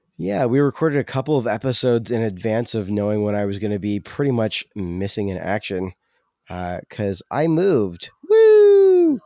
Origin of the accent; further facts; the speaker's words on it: California, United States; moved away; I'm from California